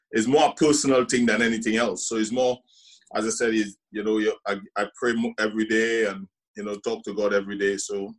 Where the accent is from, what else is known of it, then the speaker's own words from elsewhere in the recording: Trinidad & Tobago; accent: Trinidadian; moved away as an adult; also born or lived in Scotland; when I grew up in Trinidad and Tobago